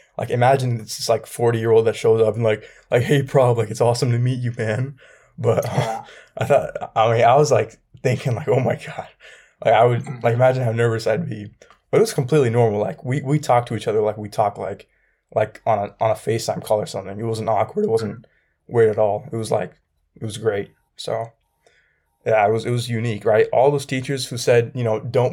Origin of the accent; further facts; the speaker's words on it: Michigan, United States; moved away; my previous hometown, what I consider to be my hometown, and to Canada. And so my hometown is, in Michigan